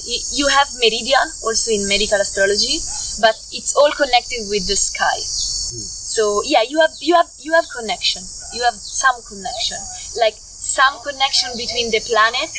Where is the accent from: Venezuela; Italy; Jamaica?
Italy; Milan, Lombardy; English is a second language; moved away as an adult; also born or lived in Portugal; I grew up in Milan, and Milan is a city.